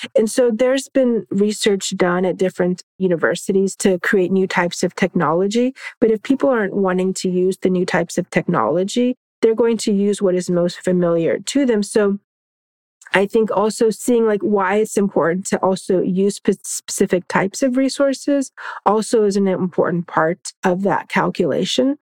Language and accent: English; Orlando, Florida, United States; growing up in Florida